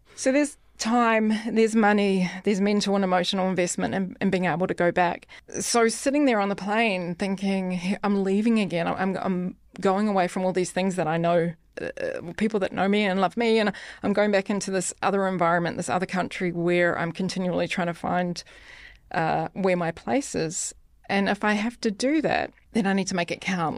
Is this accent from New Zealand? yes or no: yes; New Zealand; moved away as an adult; now in Denmark; from New Zealand